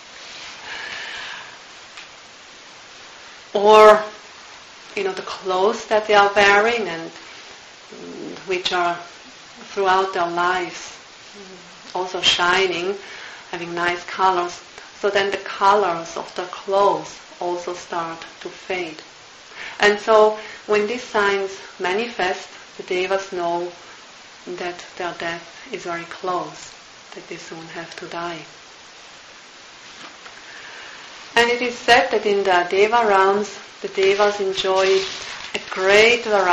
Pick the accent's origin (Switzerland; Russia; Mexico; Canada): Switzerland; moved away; also born or lived in Burma; I'm from Switzerland